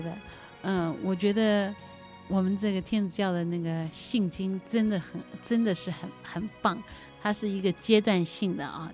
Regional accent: Taiwan; 我的父母啊， 因为他们是在一九四九年，随着中国大陆的那个， 呃， 呃， 随着部队撤退来台湾。 那刚来台湾的时候，生活很贫困，很贫穷

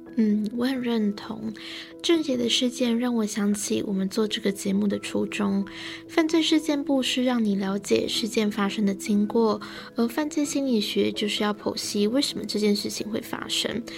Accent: Taiwan; 我们台湾人

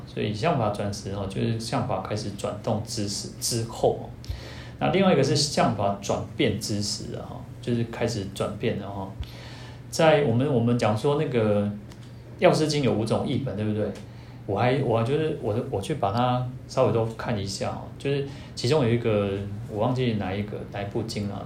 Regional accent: Taiwan; 我们台湾人

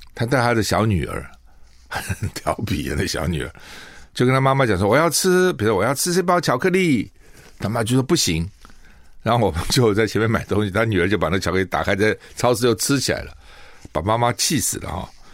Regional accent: Taiwan; 我们台湾人

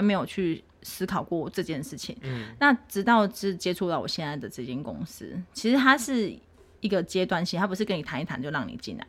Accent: Tainan, Taiwan; 我是土生土长的台南人， 就是一路在台南出生，然后在台南工作、结婚到换工作

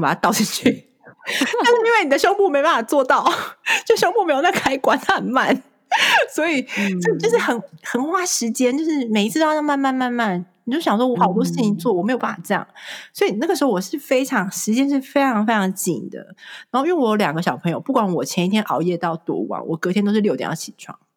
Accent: Taiwan; moved away as an adult; now in United States; 我身为台湾人

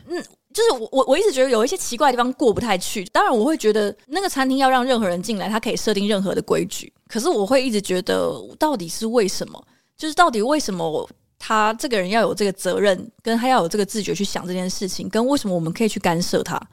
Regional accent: Taiwan; 因为我是在台湾这个环境里面长大

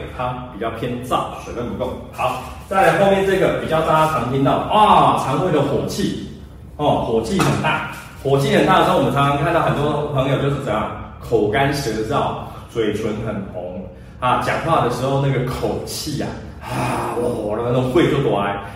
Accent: Taiwan; 我们台湾人

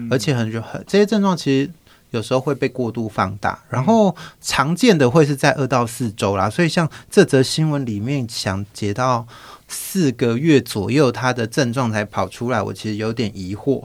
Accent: Taitung County, Taiwan; 我自己其实是乡下，我是台东人，就是一个非常偏乡的乡下

